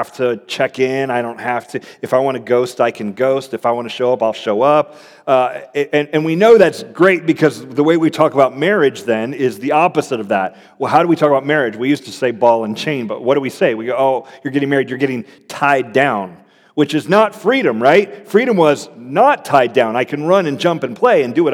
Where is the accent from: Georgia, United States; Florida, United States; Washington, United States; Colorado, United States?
Florida, United States; moved away as an adult; also born or lived in Cincinnati, Ohio; I grew up in Florida